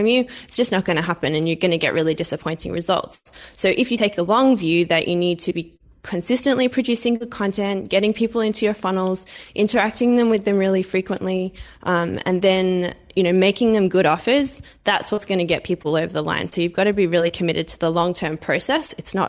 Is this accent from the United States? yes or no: no; Australia; born there; I am Australian by birth.